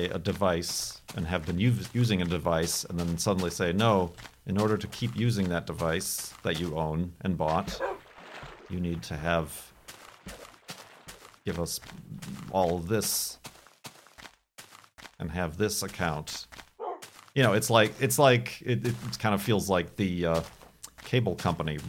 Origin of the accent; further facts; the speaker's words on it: Chicago, Illinois, United States; moved away as an adult; also born or lived in Arizona; now in Seattle, United States; as a Chicagoan